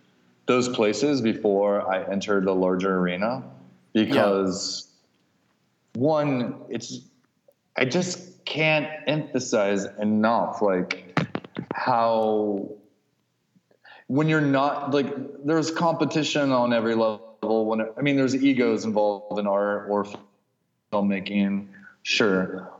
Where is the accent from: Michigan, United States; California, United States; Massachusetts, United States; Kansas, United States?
Kansas, United States; moved away; I learned something really quickly when I moved from Kansas to San Francisco, is that everyone in San Francisco who hated LA was actually from LA.